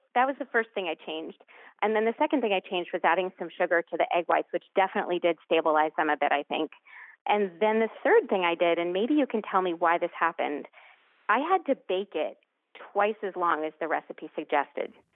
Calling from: Lexington, Massachusetts, United States; I'm calling from Lexington, Massachusetts

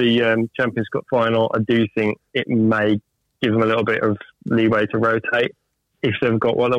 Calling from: Wolverhampton, West Midlands, United Kingdom

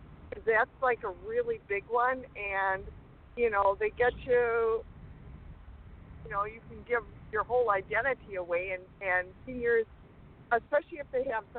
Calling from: Rubicon, Wisconsin, United States; And I'm calling from Rubicon.

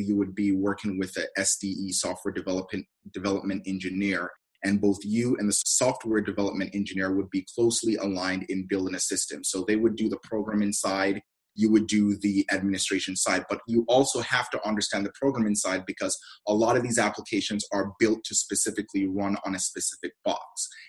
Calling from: Herndon, Virginia, United States; So I'm calling from the beautiful state of Virginia.

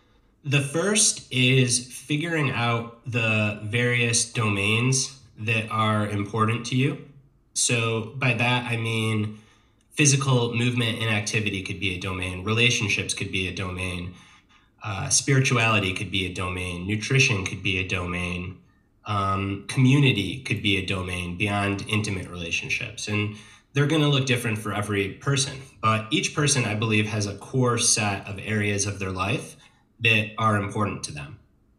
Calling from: Asheville, North Carolina, United States; I am calling from Asheville, North Carolina, which is in the mid-Atlantic portion of the United States.

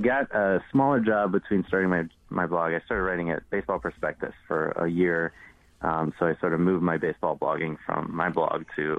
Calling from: Chicago, Illinois, United States

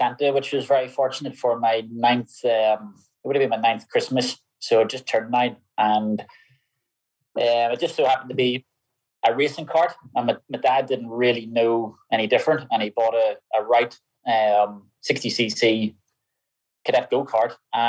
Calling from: Northern Ireland, United Kingdom; Just at home. I'm home in Northern Ireland.

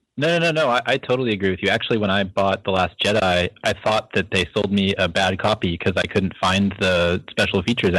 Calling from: San Francisco, California, United States; Hey, Steele. … from San Francisco.

